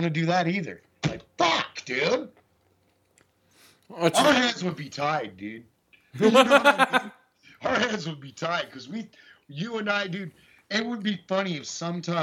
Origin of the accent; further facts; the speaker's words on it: California, United States; growing up in California